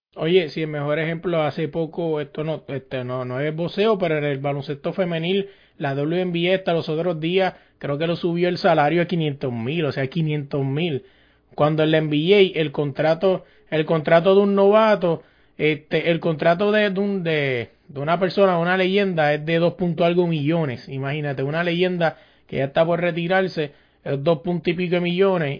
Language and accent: Spanish; Puerto Rico; yo soy de Puerto Rico